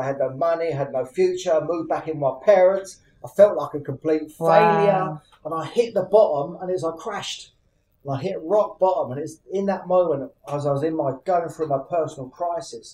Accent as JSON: {"language": "English", "town": "Luton", "region": "East of England", "country": "United Kingdom", "tie": "born or raised there", "said": "in Luton, my hometown."}